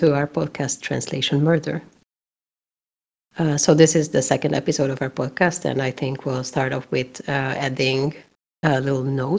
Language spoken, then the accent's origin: English; Hungary; Hungary, which is my home country.